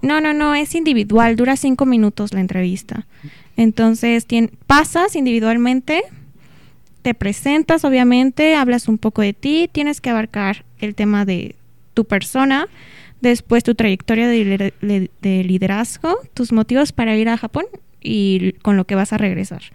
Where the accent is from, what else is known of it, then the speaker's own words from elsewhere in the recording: Pachuca, Hidalgo, Mexico; moved away as an adult; now in Celaya, Mexico; yo originalmente soy de Pachuca Hidalgo